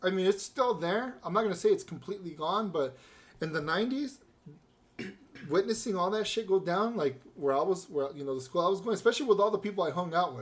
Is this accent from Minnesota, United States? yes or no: no; California, United States; I was born here. Born and raised in California.